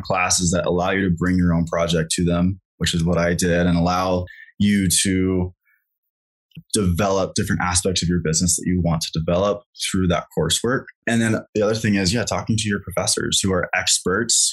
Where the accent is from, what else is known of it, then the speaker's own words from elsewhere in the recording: Kansas, United States; moved away; also born or lived in Colorado; I grew up in Kansas, so I have a lot of friends there